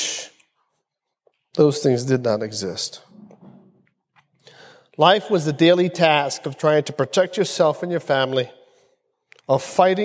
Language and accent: English; Philadelphia, Pennsylvania, United States; growing up in the South Philly projects in the 60s and 70s